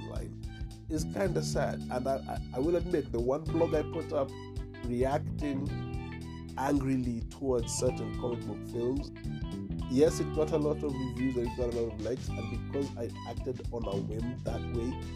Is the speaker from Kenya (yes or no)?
yes; Kenya; I'm a Kenyan